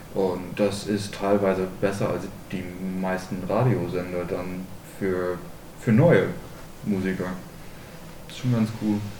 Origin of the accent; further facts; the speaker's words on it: Ireland; now in Germany; ich komme komm aus Irland